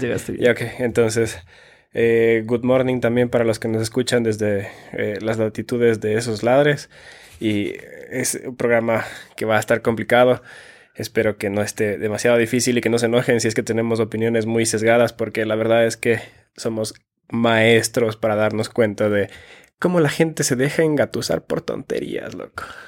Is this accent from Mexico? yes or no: no; Finland; moved away; also born or lived in Ecuador; soy nacido en Finlandia, he vivido en Ecuador y a veces como finlandés